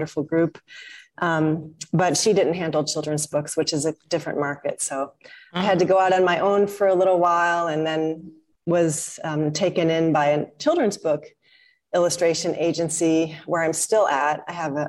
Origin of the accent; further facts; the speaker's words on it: St. Louis, Missouri, United States; now in Malaysia; I grew up in St. Louis, Missouri